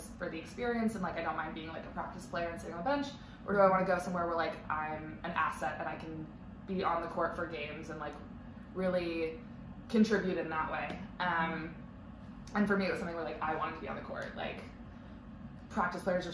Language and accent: English; San Diego, California, United States; moved away as an adult; I was born there, okay. Yeah. I lived there until I was 17 and moved away for college